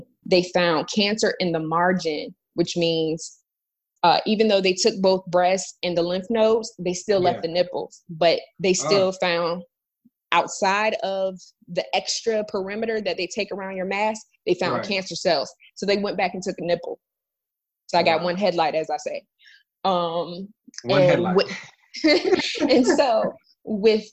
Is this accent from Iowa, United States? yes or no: no; Florida, United States; moved away; I'm originally from Florida, so I was about 4 hours away from my hometown